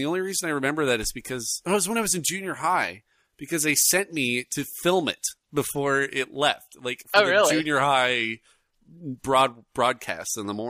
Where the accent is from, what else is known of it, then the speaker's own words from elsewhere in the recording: Bremerton, Washington, United States; we grew up in the World War II site of Bremerton, Washington.